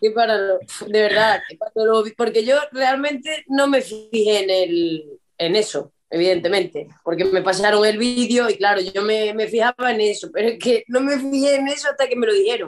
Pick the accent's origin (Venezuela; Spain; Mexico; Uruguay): Spain; Córdoba, Andalusia; moved away as an adult; now in Ourense, Spain; yo soy de Córdoba, pero llevo ya 12 años aquí en Orense